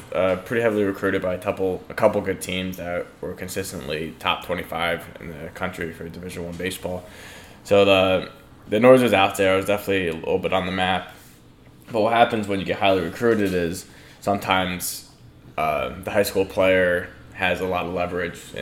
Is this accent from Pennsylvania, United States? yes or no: yes; Stroudsburg, Pennsylvania, United States; I went to Stroudsburg High School, grew up in Stroudsburg